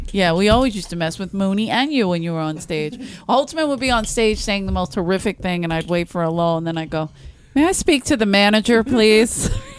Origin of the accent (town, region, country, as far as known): Maine, United States